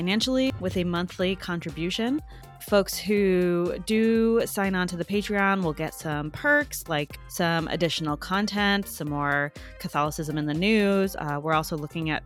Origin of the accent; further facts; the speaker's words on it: Chicago, Illinois, United States; I'm in the Chicago area and I grew up in the Chicago area